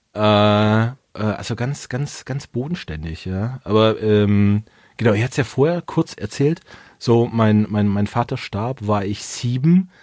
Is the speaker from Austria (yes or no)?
no; Swabia, Baden-Württemberg, Germany; als Schwabe